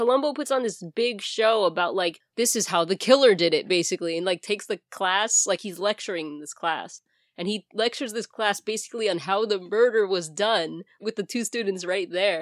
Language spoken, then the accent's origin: English; New York City, New York, United States; accent: Bronx; my Bronx accent